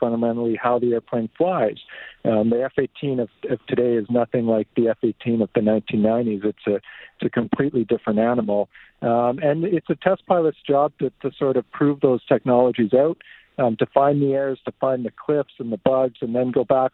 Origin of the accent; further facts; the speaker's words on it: Two Hills, Alberta, Canada; also born or lived in Fort Saskatchewan, Alberta; I was born in Fort Saskatchewan, but I grew up mostly on a farm east of there, so by Two Hills. I went to school in Two Hills.